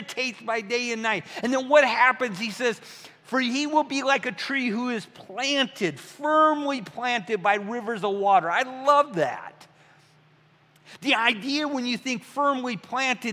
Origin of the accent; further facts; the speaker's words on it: Midwest, United States; I'm from the Midwest, Bing Cherries, Michigan.